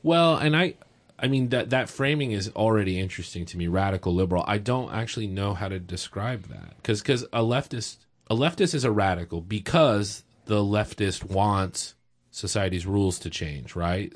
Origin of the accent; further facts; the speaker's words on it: Texas, United States; now in Oregon, United States; I'm from Texas